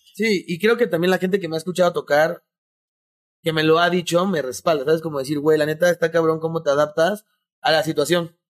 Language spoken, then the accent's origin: Spanish; Mexico; also born or lived in Mexico City